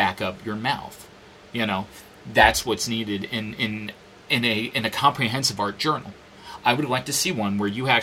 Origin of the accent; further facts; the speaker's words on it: New York, United States; now in Phoenix, United States; I'm from New York. It's a great place.